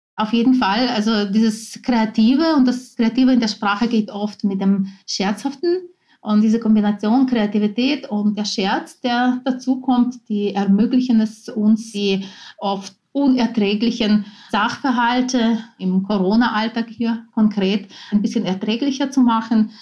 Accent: Ukraine; first language Ukrainian; German is a second language; now in Vienna, Austria; in meiner Muttersprache, dem Ukrainischen

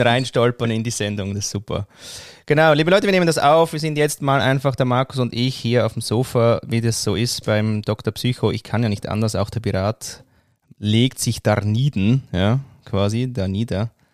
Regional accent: Switzerland; also born or lived in Austria; zu Hause oder wirklich heimisch fühle ich mich in der Schweiz, weil da bin ich aufgewachsen

